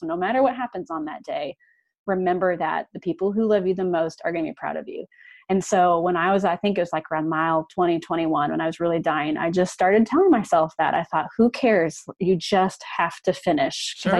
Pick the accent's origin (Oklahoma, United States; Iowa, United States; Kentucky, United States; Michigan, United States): Iowa, United States; also born or lived in Madrid; now in Kansas City, United States; I'm from Iowa. So it's kind of like doing, you know, my home state.